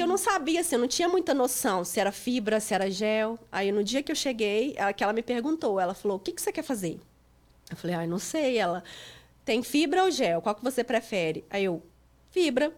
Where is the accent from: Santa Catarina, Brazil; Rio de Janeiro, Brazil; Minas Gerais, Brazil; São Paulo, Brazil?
Minas Gerais, Brazil; Itapecerica; moved away as an adult; also born or lived in Divinópolis, Brazil; now in Lowell, United States; Eu sou de Minas, é, eu sou de Tapecerica, Minas Gerais.